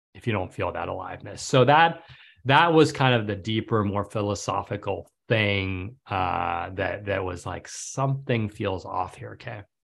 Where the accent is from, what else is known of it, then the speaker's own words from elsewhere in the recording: New York City, New York, United States; now in Manhattan Beach, United States; I grew up in New York City.